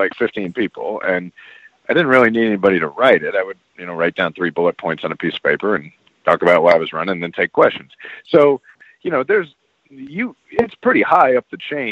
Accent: Kansas City, Missouri, United States; I'm actually from Kansas City, Missouri

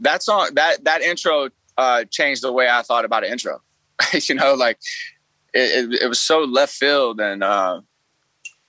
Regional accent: Alabama, United States; I'm from Alabama, the heart of it

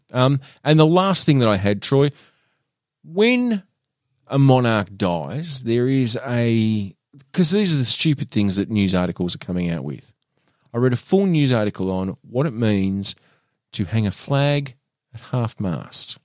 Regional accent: Australia; also born or lived in Burnie, Tasmania; we are white Australian males

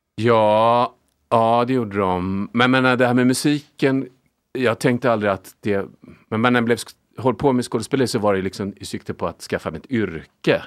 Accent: Lidingö, Stockholm County, Sweden; Jag är uppvuxen på Lidingö

